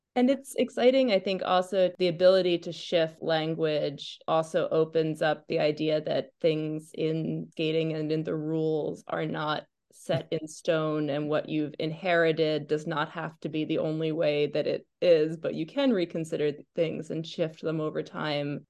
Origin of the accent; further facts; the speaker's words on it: United States; as an American